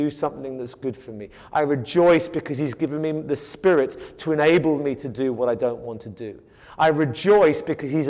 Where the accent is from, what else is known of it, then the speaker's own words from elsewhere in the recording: United Kingdom; moved away; I come from Britain, and we have the classic British stiff upper lip